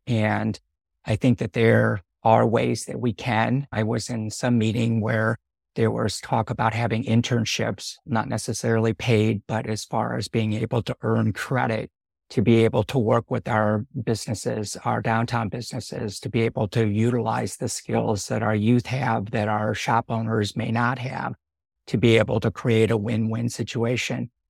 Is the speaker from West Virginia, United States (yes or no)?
no; Northwest Indiana, United States; also born or lived in San Francisco, California / Sonoma County, California; now in Sebastopol, United States; Grew up in the Midwest. Yeah, a little bit on the outside of Chicago, Northwest Indiana